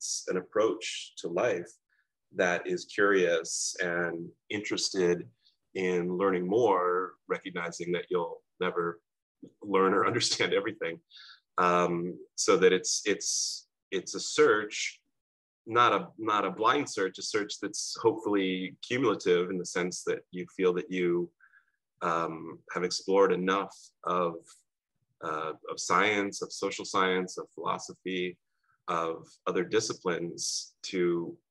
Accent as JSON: {"language": "English", "town": "Cincinnati", "region": "Ohio", "country": "United States", "tie": "born or raised there", "also_born_or_lived": "Toronto, Canada", "said": "we moved to Cincinnati when I was 2 years old. And so I grew up in Cincinnati, Ohio"}